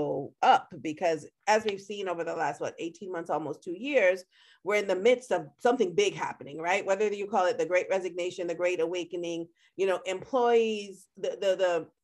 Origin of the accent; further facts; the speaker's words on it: Florida, United States; I grew up in Florida